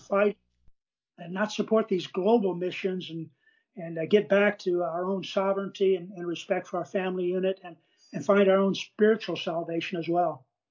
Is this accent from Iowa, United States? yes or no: yes; Des Moines, Iowa, United States; moved away; I was raised in Iowa in farm country, uh, uh, raised in the city of Des Moines